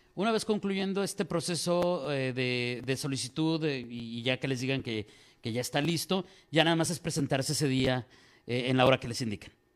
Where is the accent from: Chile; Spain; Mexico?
Mexico; como decimos en México